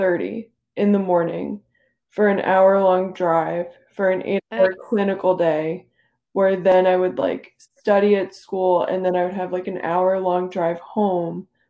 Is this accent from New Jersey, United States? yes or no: yes; New Jersey, United States; I grew up in New Jersey. I've never left, really